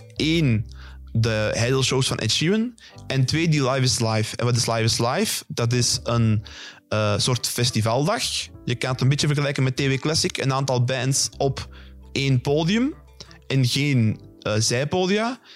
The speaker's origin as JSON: {"language": "Dutch", "country": "Belgium", "said": "wij Belgen"}